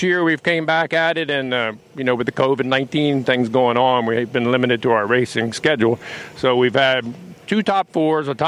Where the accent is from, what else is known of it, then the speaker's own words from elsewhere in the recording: Dover, Delaware, United States; now in Asheville, United States; I live in Asheville, North Carolina right now. I'm originally from Dover, Delaware